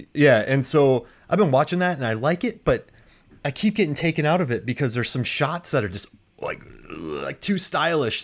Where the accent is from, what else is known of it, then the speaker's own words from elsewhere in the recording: Florida, United States; moved away as an adult; also born or lived in Korea; I was from Florida.